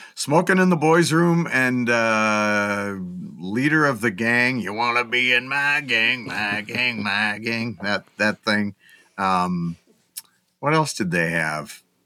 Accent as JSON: {"language": "English", "town": "Grand Forks", "region": "North Dakota", "country": "United States", "tie": "born or raised there", "said": "in Grand Forks, North Dakota, my hometown"}